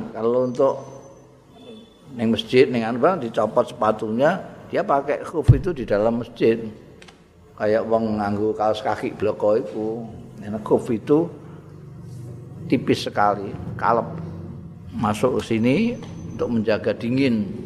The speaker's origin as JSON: {"language": "Javanese", "region": "Java", "country": "Indonesia", "said": "aku wong Jawa dadi ya ngaku cara Jawa"}